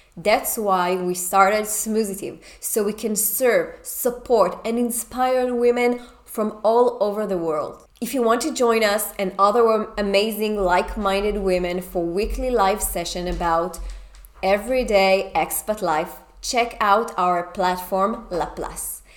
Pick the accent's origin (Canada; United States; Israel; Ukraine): Israel; moved away; I we come from Israel